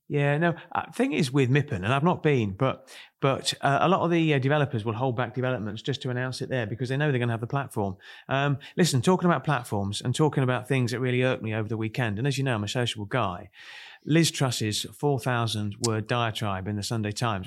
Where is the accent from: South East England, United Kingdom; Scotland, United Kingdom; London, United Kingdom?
South East England, United Kingdom; Kent; now in Chorley, United Kingdom; I come from Kent